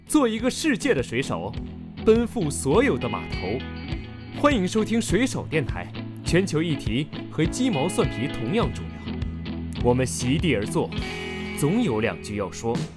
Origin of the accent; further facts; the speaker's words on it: Pingwu, Sichuan, China; 我的家乡就是在现代的大熊猫公园，之前在平武